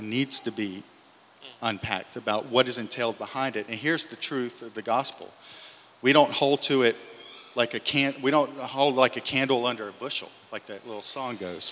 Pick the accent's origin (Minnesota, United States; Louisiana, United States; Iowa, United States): Louisiana, United States; I grew up in Louisiana